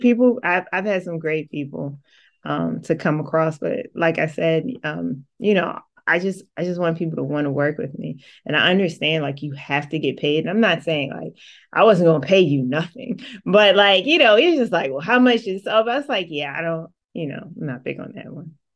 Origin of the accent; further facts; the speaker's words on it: Atlantic City, New Jersey, United States; I'm born and raised from Atlantic City, New Jersey.